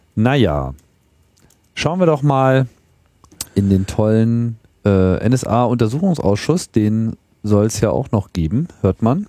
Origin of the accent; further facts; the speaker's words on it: Germany; so als Deutscher